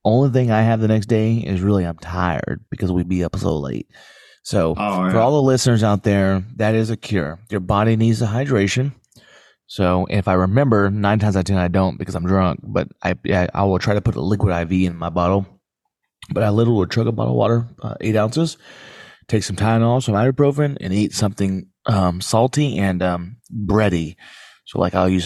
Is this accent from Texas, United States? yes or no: yes; Texas, United States; I'm born and raised in Texas